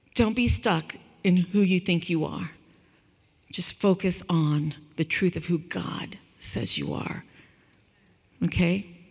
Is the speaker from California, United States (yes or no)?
yes; California, United States; I grew up in California